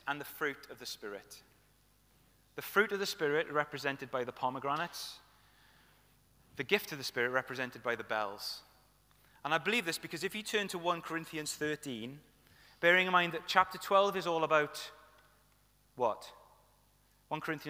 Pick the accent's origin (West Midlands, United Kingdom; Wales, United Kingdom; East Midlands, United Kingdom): Wales, United Kingdom; Welsh; I say tooth because I'm Welsh